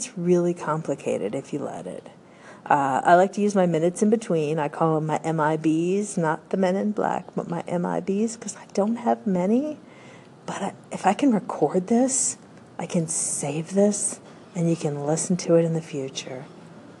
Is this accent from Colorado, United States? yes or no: yes; Denver, Colorado, United States; I was born in Denver, Colorado. I am the first American in my family